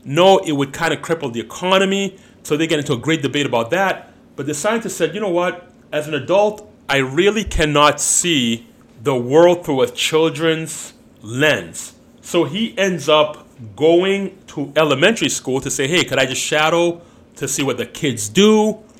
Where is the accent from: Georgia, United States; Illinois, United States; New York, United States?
Illinois, United States; Chicago; we're from uh, United States, Chicago